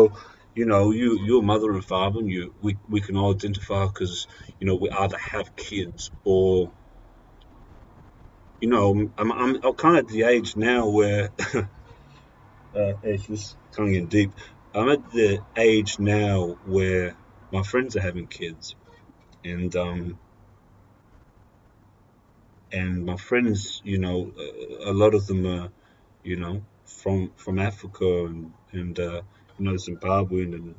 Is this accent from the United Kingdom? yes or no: no; Australia; as a white male growing up in Australia